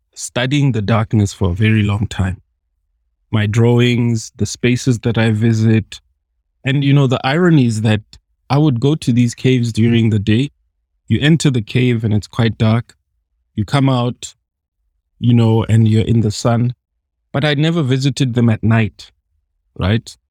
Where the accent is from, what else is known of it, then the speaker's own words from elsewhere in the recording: South Africa; as a South African